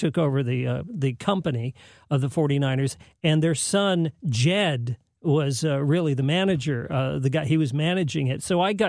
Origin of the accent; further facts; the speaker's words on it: Bay Area, California, United States; moved away; also born or lived in Hollywood, California; I'm from the Bay Area.